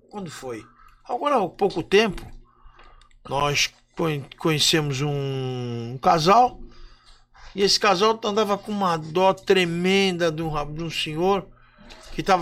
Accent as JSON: {"language": "Portuguese", "country": "Brazil", "said": "nós somos brasileiros"}